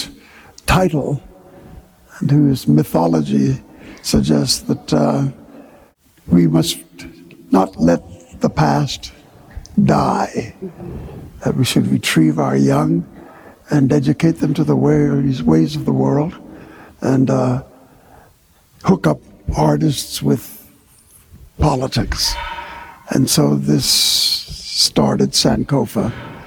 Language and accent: English; New York, United States; also born or lived in Jamaica; I was born in Harlem